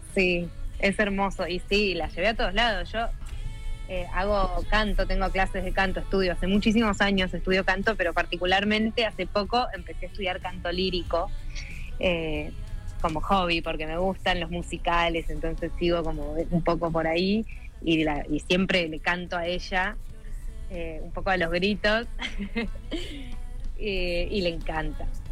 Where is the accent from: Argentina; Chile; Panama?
Argentina; San Luis; moved away as an adult; now in Buenos Aires, Argentina; yo nací en San Luis y cuando terminé el colegio me vine a vivir a Buenos Aires